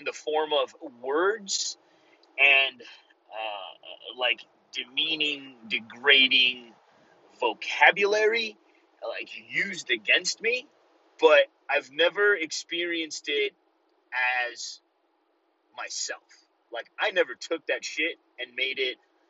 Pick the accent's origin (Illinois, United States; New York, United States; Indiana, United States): Illinois, United States; Chicago; first language Spanish; English is a second language; Growing up in the community that I grew up in Chicago, if you guys know the Pilsen area